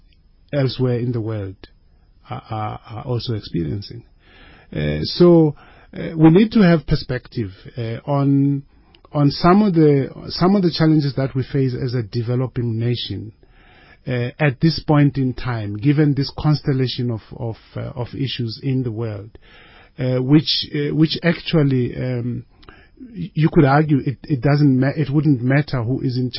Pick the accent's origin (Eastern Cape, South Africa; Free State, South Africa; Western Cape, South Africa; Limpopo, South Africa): Limpopo, South Africa; also born or lived in Soweto, Gauteng, South Africa; I was born in Soweto, in Midlands, in Zone 8, Midlands. And I didn't stay in Soweto all my life because when I was about 4, my mother died. And after the death of my mother, my father outsourced the children to his mother, who was in Limpopo.